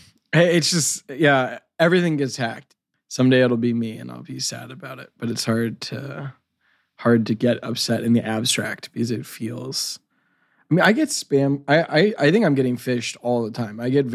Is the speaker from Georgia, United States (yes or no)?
yes; Georgia, United States; moved away; also born or lived in Macon, Georgia; my home state